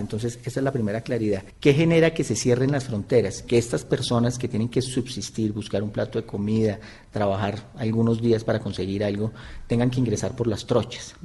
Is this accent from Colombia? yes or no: yes; Colombia; como colombianos